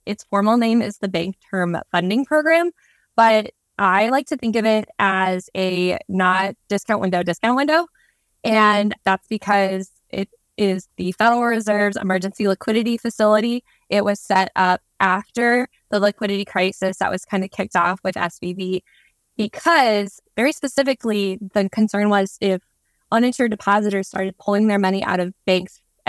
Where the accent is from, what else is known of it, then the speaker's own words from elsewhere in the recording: Nebraska, United States; now in Nashville, United States; And as a Nebraskan